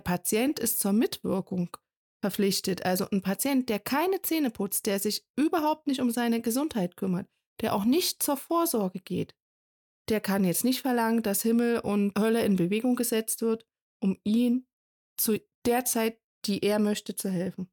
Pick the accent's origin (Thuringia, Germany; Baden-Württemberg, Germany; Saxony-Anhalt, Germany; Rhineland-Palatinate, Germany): Thuringia, Germany; bei uns in Thüringen